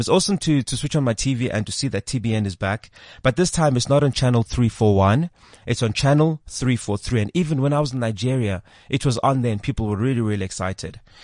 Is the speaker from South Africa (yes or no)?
yes; South Africa; if you're from South Africa, you will actually notice just how secular our country really is